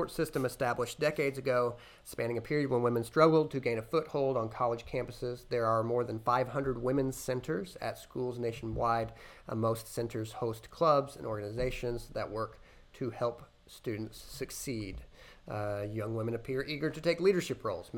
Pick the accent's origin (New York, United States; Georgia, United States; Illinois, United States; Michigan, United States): Illinois, United States; my home state, Illinois